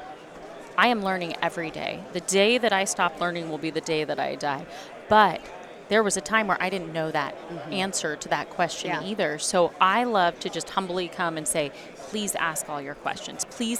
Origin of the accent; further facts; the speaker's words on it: Oregon, United States; now in California, United States; So born and raised in Northern California, which is very much like Oregon, where I'm from.